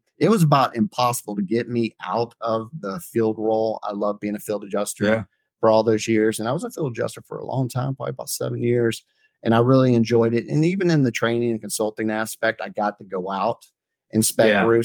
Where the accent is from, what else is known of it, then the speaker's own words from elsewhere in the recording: Florida, United States; Growing up in Florida